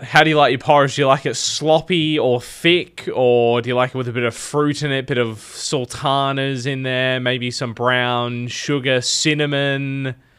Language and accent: English; Adelaide, South Australia, Australia; I grew up in Adelaide